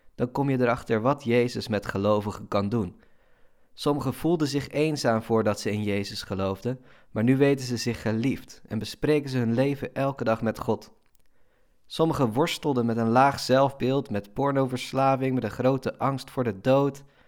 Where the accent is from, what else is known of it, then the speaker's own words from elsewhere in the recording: Netherlands; Als Nederlander